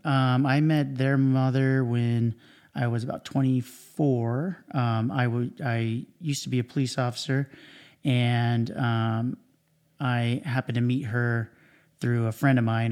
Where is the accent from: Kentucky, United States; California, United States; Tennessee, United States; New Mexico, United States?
California, United States; Cypress; also born or lived in Huntington Beach, California; I grew up in Orange County. I, um, was, um, pretty much grew up in Cyprus my whole life.